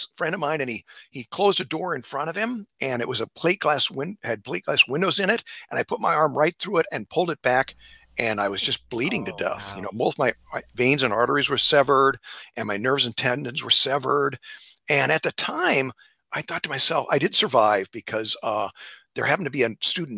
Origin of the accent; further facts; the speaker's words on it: Nebraska, United States; I grew up in Nebraska